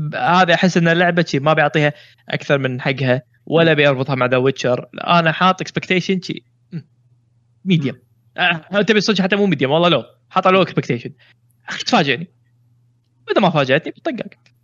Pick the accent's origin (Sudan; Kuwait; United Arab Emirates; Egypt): Kuwait; عندنا بالكويت